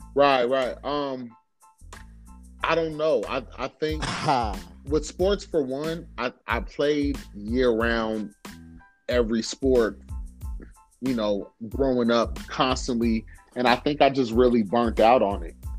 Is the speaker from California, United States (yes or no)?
yes; Oxnard, California, United States; I was born and raised in Oxnard, California